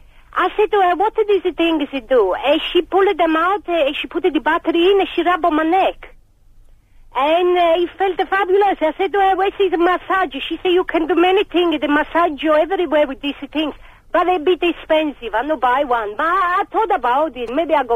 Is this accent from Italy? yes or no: yes; Naples, Campania, Italy; English is a second language; I come from Napoli. I can't help my accent.